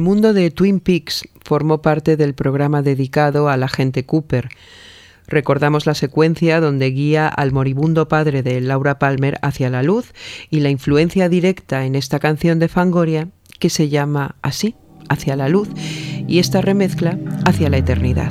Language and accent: Spanish; Mexico; Yo soy mujer mexicana